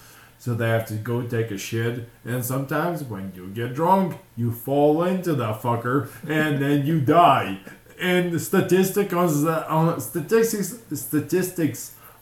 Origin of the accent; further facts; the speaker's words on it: Zhytomyr, Zhytomyr Oblast, Ukraine; now in Utah, United States; My hometown is okay. Zhytomyr.